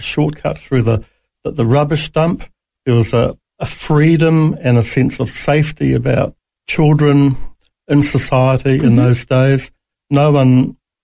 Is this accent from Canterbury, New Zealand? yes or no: no; Auckland, New Zealand; now in Australia; I was born in New Zealand in Auckland